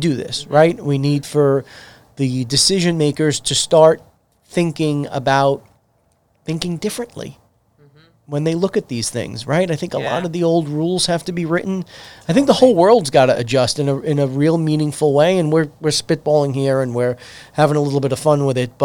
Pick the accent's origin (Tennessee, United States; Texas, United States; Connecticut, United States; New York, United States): New York, United States; New York City; As an Islander